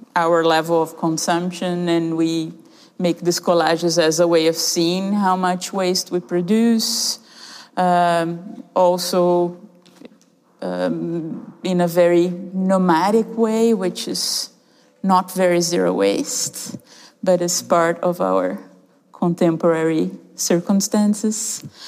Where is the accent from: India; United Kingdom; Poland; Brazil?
Brazil; moved away; we are a duo of artists originally from Brazil, and I'm half Canadian also